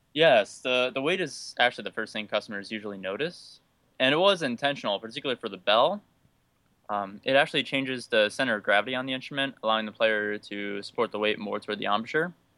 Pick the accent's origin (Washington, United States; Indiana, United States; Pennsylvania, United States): Pennsylvania, United States; Northeastern; moved away as an adult; now in Ithaca, United States; I'm from Northeastern Pennsylvania of the United States, but currently I live in Ithaca, New York